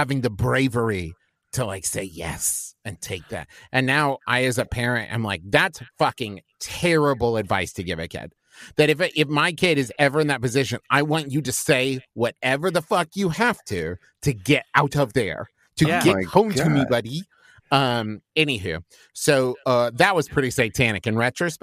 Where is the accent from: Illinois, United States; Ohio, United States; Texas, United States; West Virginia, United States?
West Virginia, United States; Huntington; moved away as an adult; also born or lived in Norman, Oklahoma / Los Angeles, California; now in Cincinnati, United States; I grew up in West Virginia, Huntington, West Virginia